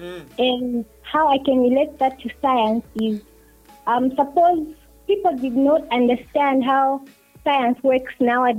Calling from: Matero, Lusaka Province, Zambia; I'm calling from Matero.

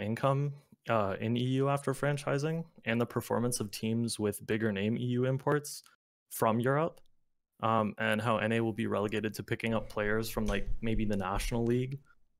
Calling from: London, Ontario, Canada; Canada. Small city called London.

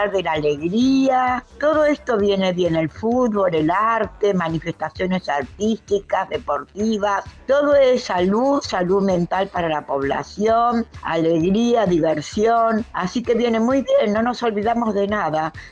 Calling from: Palermo, Buenos Aires, Argentina; Contacto Digital, buenas tardes, soy … de Palermo.

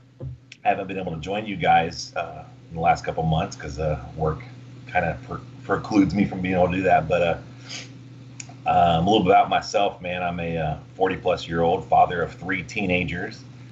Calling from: Richmond, Indiana, United States; I am calling from Richmond, Indiana, right at the border of Ohio.

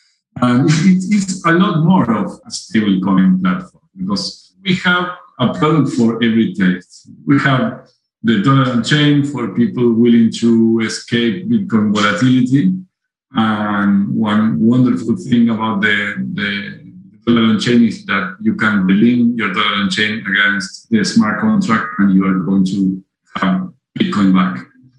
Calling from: Uruguay; I'm calling you from Uruguay.

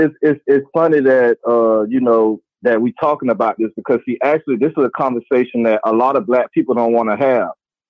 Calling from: Gainesville, Florida, United States; I'm calling from Gainesville, Florida.

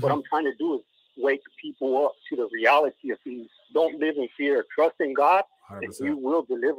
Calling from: Northern Idaho, United States; I'm calling in from Northern Idaho.

